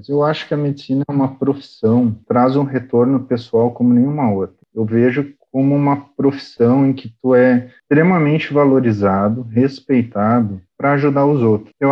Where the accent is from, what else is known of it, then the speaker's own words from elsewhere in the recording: Venâncio Aires, Rio Grande do Sul, Brazil; Uma cidadezinha pequena, chamada Venâncio Aires.